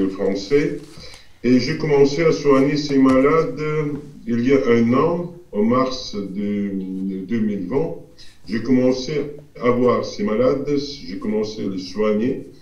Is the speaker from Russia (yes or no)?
yes; Russia; French is a second language; chez nous en Russie